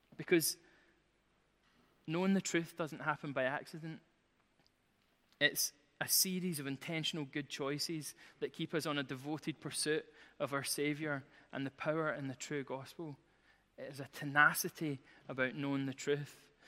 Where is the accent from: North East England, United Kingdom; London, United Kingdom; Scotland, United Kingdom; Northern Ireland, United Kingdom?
Scotland, United Kingdom; Glasgow; I'm from Glasgow